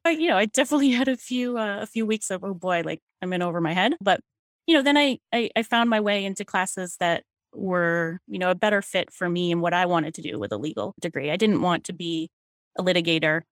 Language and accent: English; Falmouth, Maine, United States; I was born at Maine Medical Center, and my parents were both born in Maine, too. I grew up in Falmouth